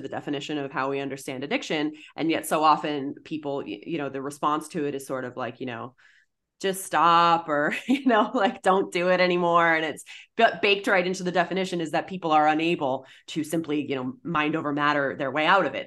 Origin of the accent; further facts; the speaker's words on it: Massachusetts, United States; I'm from Massachusetts, um, I was in high school in the early two thousands